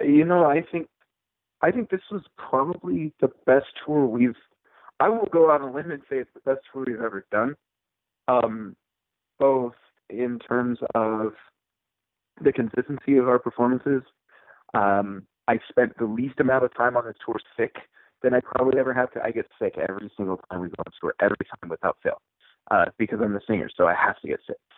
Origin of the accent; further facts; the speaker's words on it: Utah, United States; also born or lived in Issaquah, Washington; my family relocated to Utah when I was probably 12 years old or so. Um, so I, most of my formative years were spent here in Utah